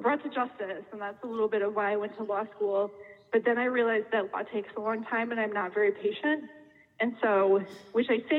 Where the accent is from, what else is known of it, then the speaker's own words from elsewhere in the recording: Darien, Illinois, United States; I grew up in Darien